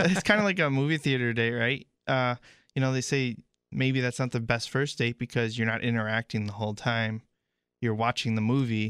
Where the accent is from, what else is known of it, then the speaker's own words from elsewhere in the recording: Illinois, United States; growing up in Illinois